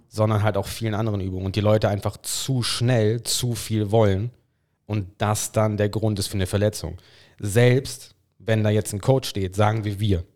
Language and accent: German; England, United Kingdom; German is a second language; Ich bin Engländer